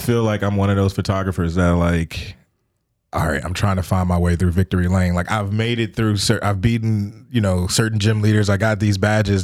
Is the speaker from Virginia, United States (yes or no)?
yes; Richmond, Virginia, United States; I'm from the Richmond area, uh, born and raised